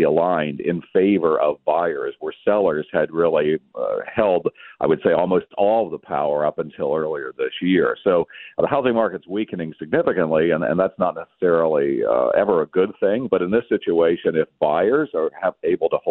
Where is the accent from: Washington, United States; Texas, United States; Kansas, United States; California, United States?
Kansas, United States; it became the center of the town where I grew up in Kansas